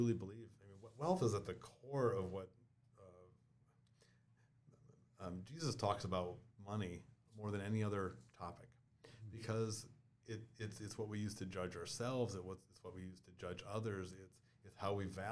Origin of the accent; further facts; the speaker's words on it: New Ulm, Minnesota, United States; I grew up in New Ulm, Minnesota, small town, youngest of 5 kids